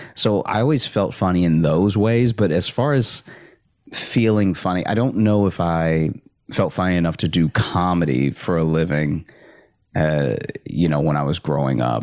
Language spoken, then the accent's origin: English; Alexandria, Louisiana, United States; moved away as an adult; also born or lived in Chicago; I grew up in Alexandria